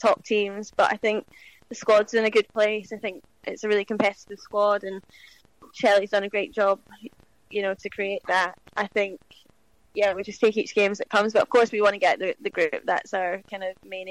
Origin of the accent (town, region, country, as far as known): Scotland, United Kingdom